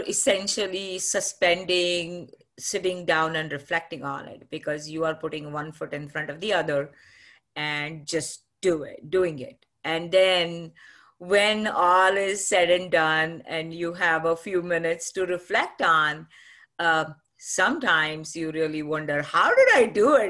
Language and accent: English; Pune, Maharashtra, India; moved away as an adult; now in United States; I'm from Maharashtra and grew up, uh, in a beautiful city called Pune